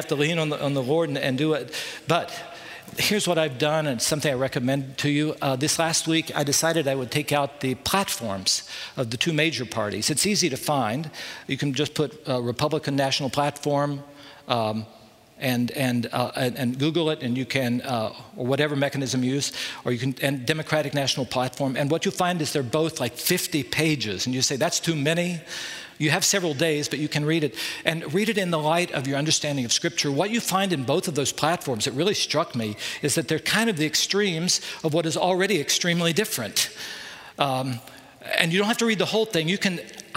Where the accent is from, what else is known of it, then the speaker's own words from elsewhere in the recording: United States; we as American Christians